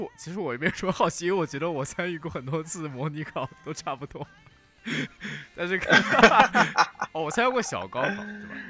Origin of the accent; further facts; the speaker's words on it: Nanjing, Jiangsu, China; accent: Nanjing; moved away; also born or lived in Vancouver; 我有那么严重的南京口音吗？